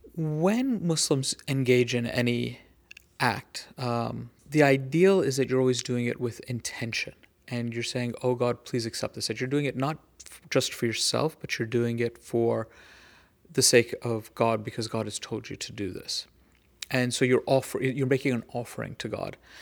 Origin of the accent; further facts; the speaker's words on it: United States; as an American